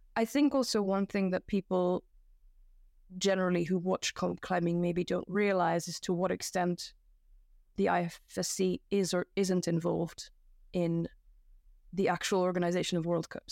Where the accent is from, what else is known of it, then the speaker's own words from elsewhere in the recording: Belgium; also born or lived in United Kingdom; now in Japan; I'm from Belgium